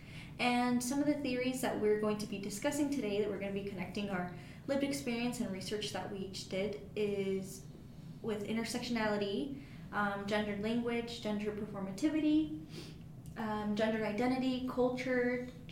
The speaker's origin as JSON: {"language": "English", "country": "United States", "tie": "born or raised there", "first_language": "Spanish", "second_language": "English", "said": "I was born here in the U.S."}